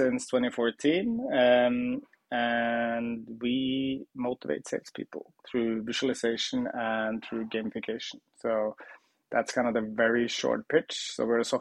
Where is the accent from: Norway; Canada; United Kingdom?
Norway; Trondheim, Trøndelag; I worked at a contact center, a call center in my hometown Trondheim in Norway